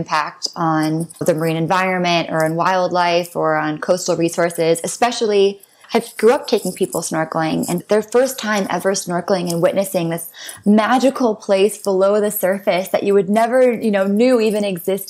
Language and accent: English; U.S. Virgin Islands; I was born and raised on St. John in the U.S. Virgin Islands